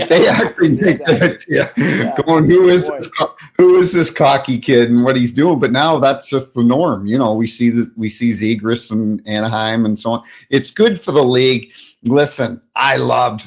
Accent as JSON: {"language": "English", "country": "Canada", "also_born_or_lived": "United States", "moved": "yes", "said": "I'm Canadian, I'm half American now, I'm a citizen"}